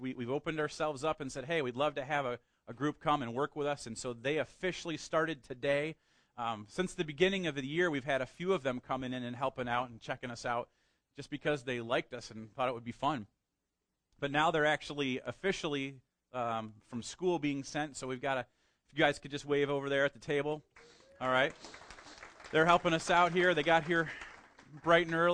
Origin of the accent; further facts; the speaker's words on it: United States; we as Americans, and particularly as the American church